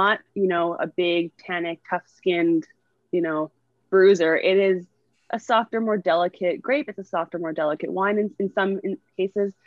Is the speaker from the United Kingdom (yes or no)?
no; Northern Ontario, Canada; now in Niagara, Canada; I'm from Northern Ontario